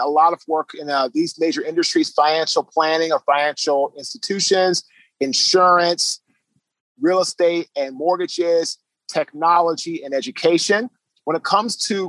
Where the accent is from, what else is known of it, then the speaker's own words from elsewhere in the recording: Washington, District of Columbia, United States; also born or lived in Baltimore, Maryland; now in Raleigh, United States; So I'm originally from Washington, D.C. I currently now live in Raleigh, North Carolina